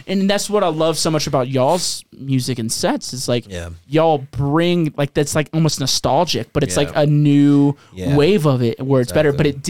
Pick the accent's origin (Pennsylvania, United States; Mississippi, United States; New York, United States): Mississippi, United States; I grew up in Mississippi, dude.